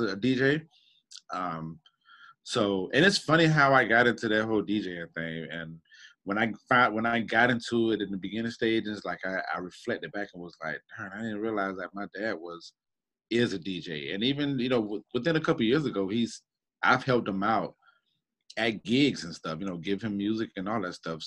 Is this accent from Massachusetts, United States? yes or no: no; Jacksonville, Florida, United States; also born or lived in Tacoma, Washington / Texas / Tennessee / Germany; I finally made my stop in Jacksonville back at my grandma's house on Northwest Jacks when I was about seven years old. And this has been my home ever since